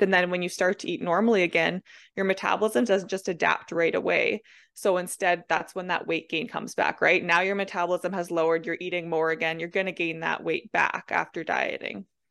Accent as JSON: {"language": "English", "region": "Manitoba", "country": "Canada", "said": "I'm from Manitoba, Canada."}